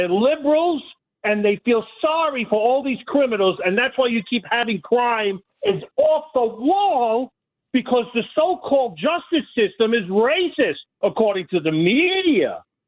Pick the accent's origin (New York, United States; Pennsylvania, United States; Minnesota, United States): New York, United States; Brooklyn; born there; I was born in New York, in Brooklyn, Mr. Jermoni Williams.